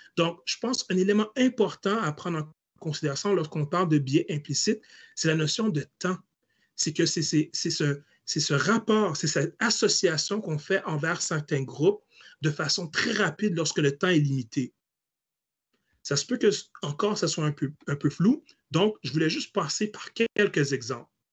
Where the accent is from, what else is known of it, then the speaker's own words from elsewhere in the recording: Hull, Quebec, Canada; je suis né à l'hôpital de Hall